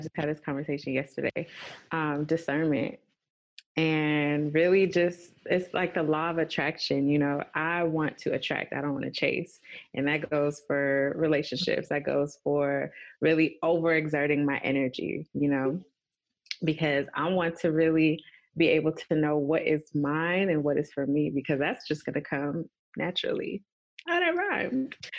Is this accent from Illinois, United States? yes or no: no; Los Angeles, California, United States; being from LA, being Nigerian